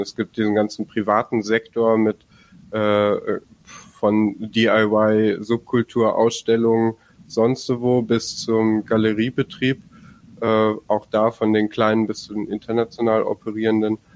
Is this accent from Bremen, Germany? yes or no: yes; Bremen, Germany; ich komme aus dem aus aus Bremen und wir haben hier in Niedersachsen Bremen äh, eben genau zu der Frage gerade gearbeitet